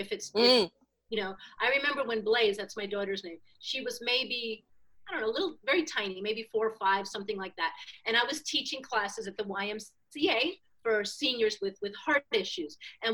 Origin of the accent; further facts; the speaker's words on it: New York City, New York, United States; moved away; also born or lived in Miami; I was raised in Manhattan in the 60s